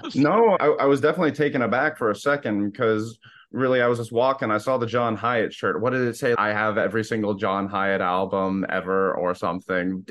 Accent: Naples, Florida, United States; moved away as an adult; now in Boston, United States; I'm from Naples, Florida, and I lived there pretty much all my life up till eighteen

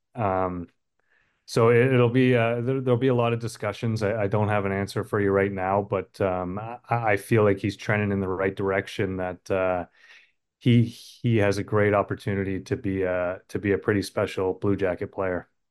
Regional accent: Canada; being a Canadian

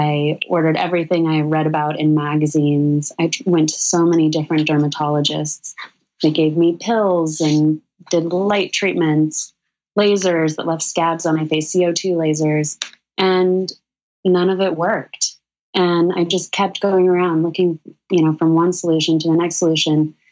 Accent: Sedona, Arizona, United States; now in New York City, United States; Danielle and I grew up together in Sedona, Arizona

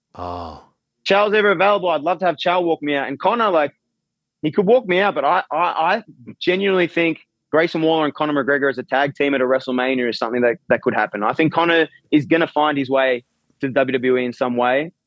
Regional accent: Australia; I'm from Australia

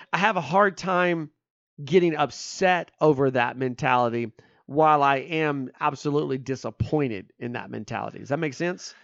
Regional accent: Spencer, Oklahoma, United States; I grew up in Spencer, Oklahoma

